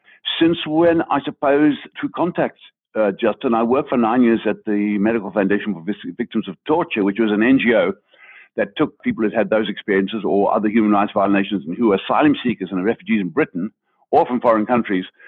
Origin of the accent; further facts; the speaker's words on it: Zimbabwe; moved away; I grew up in Africa, but of course I grew up as a white man in what was still colonial Rhodesia